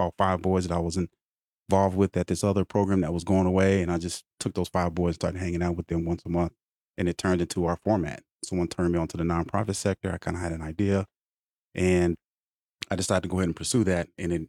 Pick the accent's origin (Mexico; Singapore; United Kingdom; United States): United States; Oklahoma City, Oklahoma; I'm originally from Oklahoma City, and I moved around quite a bit.